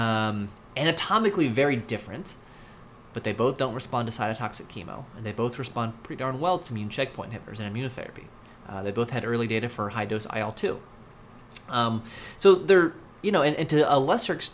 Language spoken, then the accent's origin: English; United States; as an American